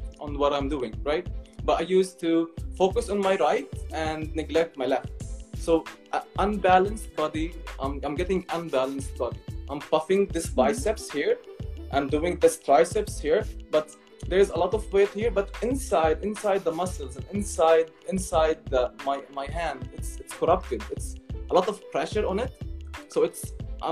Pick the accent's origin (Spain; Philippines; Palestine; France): Palestine; I was raised in Palestine that I'm a Palestinian